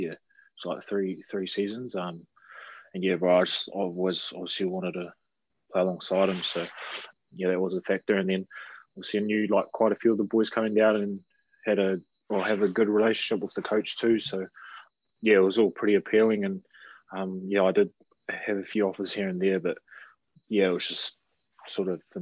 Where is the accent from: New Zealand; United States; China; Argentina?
New Zealand; Christchurch, Canterbury; also born or lived in Auckland; I grew up in Christchurch, bro. Yeah, I was born in Auckland, but pretty much parents and that moved down when I was 5 to Christchurch.